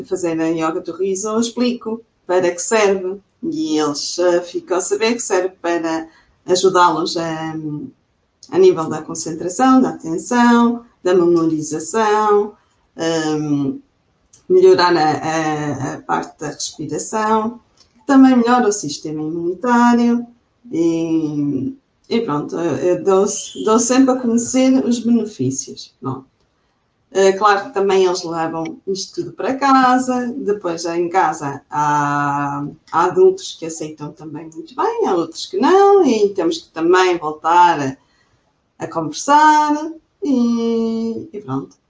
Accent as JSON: {"language": "Portuguese", "town": "Chaves", "region": "Norte", "country": "Portugal", "said": "sou daqui também do, do norte, de, de Chaves, do distrito de Vila Real"}